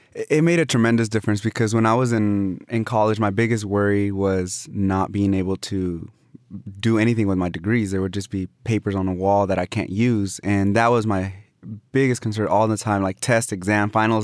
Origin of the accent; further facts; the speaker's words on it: Austin, Texas, United States; also born or lived in Mexico; I have my roots here